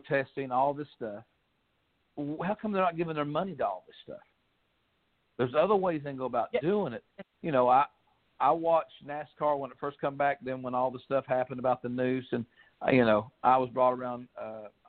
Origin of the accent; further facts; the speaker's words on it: Kentucky, United States; I'm from Kentucky. I'm from the billion-dollar coal fields, what they called it. And my family were coal miners